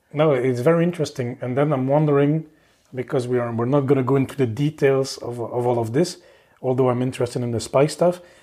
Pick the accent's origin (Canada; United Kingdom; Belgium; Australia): Belgium; moved away as an adult; also born or lived in Oslo, Norway / Paris, France; now in Luxembourg; I'm from Belgium, so yeah, I've moved a bit around.